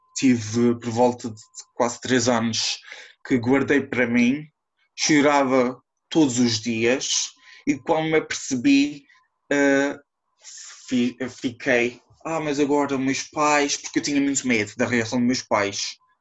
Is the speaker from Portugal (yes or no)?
yes; São Miguel Island, Azores, Portugal; sou da IA de São Miguel